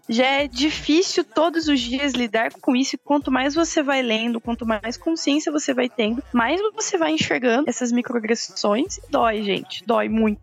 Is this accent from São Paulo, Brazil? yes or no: yes; Campinas, São Paulo, Brazil; eu sou de Campinas